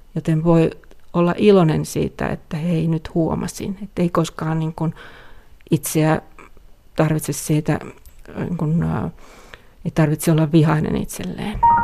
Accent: Finland; first language Finnish; moved away; mielelläni asun täällä kotimaassani, puhun omaa kieltäni

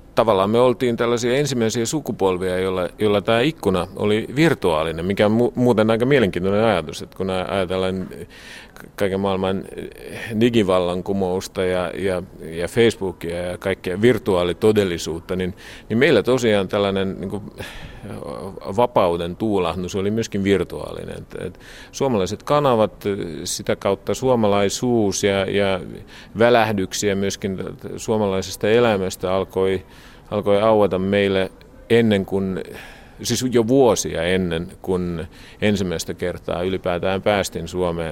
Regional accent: Harku, Harju County, Estonia; Finnish is a second language; moved away as an adult; also born or lived in Koski, Finland / Kouvola, Finland; now in Tallinn, Estonia; enpä ole tallinnalainen, että olen Harkusta. Ja itse asiassa en ole asunut varsinaisesti ja virallisesti ollut Tallinnassa

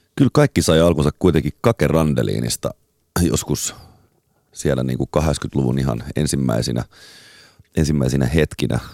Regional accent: Espoo, Uusimaa, Finland; mä muistan pienenä Tuokkosessa, asuttiin Espoossa

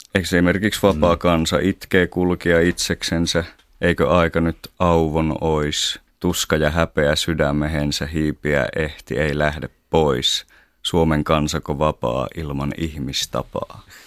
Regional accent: northern Finland, Finland; meillä päin tuolla pohjoisessa

